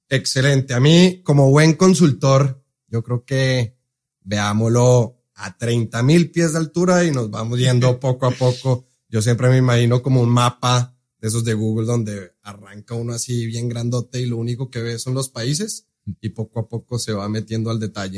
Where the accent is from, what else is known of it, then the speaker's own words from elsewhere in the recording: Colombia; accent: Colombian; also born or lived in Seattle, United States; now in Mexico; soy colombiano. Entonces, por eso el acento.